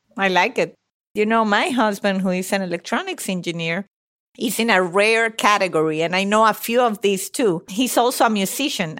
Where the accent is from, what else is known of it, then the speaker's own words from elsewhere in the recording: Venezuela; moved away; I'm from Venezuela, but my parents are Italian. So I'm a little bit of a mix. B, Italian by blood, Venezuelan by birth.